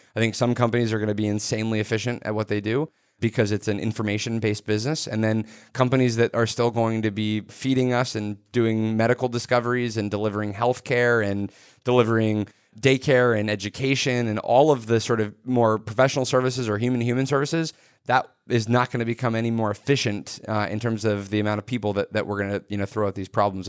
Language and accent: English; suburban area around Microsoft, Washington, United States; I grew up in a suburban area that had technology deep in our community 'cause I grew up around Microsoft.